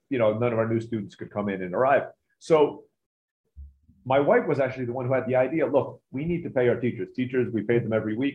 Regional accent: Turkey; also born or lived in Philippines; I was born in the Philippines, grew up in Turkey.

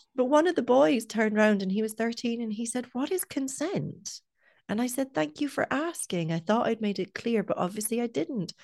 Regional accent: Scotland, United Kingdom; now in Ireland; I'm from Scotland, and in Scotland we start secondary school either one or two years younger

